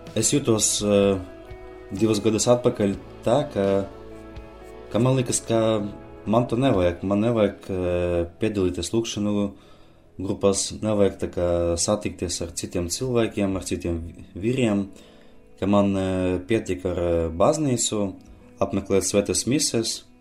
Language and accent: Latvian; Aglona, Latvia; Es esmu no Aglonas